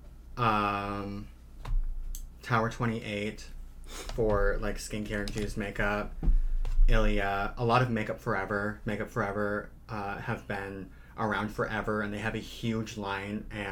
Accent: the Badlands, North Dakota, United States; now in Twin Cities, United States; It's where I grew up

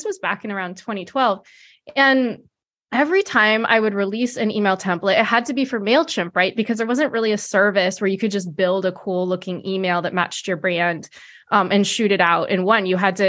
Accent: California, United States; I'm located in the San Francisco Bay Area. So as many people know, it's Silicon Valley, but I was born and raised here.

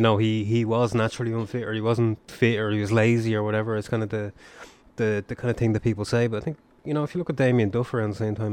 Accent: Dublin, Leinster, Ireland; all of us growing up, we probably all played football with tennis balls in back alleys and stuff like that around Dublin

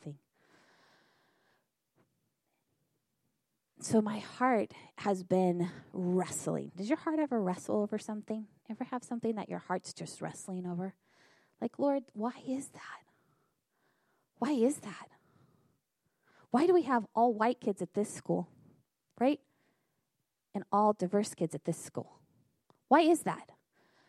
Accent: Northern California, United States; moved away as an adult; now in Battle Creek, United States; When we moved to Michigan, I was raised in Northern California

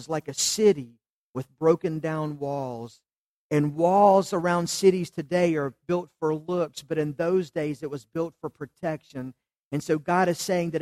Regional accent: Charlotte, North Carolina, United States; I grew up in West Charlotte

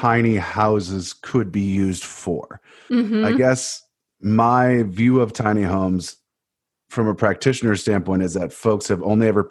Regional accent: Cleveland, Ohio, United States; Which is my hometown and the greatest place on earth

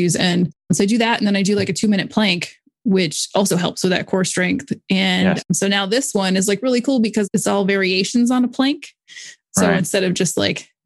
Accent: Florida, United States; growing up in Florida

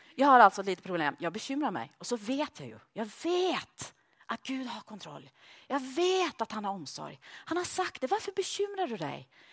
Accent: Sweden; moved away as an adult; also born or lived in Norway; now in Malmö, Sweden; jag som svensk

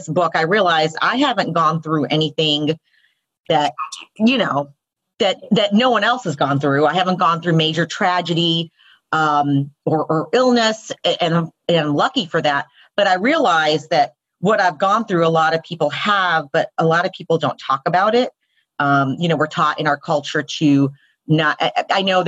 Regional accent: the South, United States; I'm a first generation Indian woman born and raised in the South

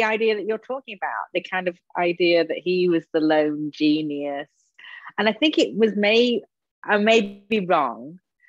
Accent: England, United Kingdom; Problem, even though I am English.

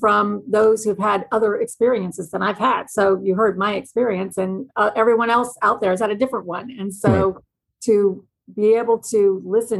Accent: Kansas City, Missouri, United States; I'm from Kansas City. I grew up in Kansas City, Missouri

